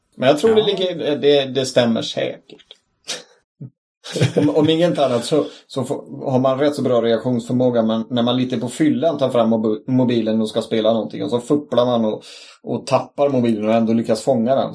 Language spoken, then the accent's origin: Swedish; Sweden; also born or lived in Gothenburg; vi svenskar